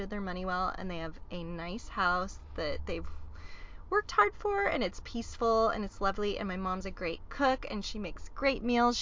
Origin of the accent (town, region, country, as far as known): Modesto, California, United States